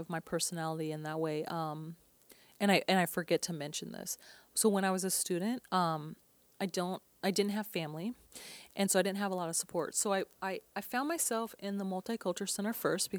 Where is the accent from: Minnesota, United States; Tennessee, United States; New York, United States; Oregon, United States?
Oregon, United States; Portland; I grew up here in Portland, Oregon